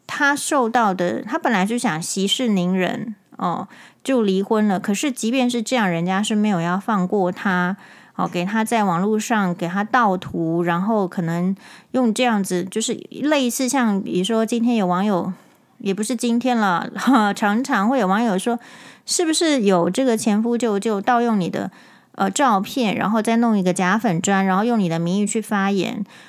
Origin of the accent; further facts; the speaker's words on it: Taiwan; 因为我是台湾人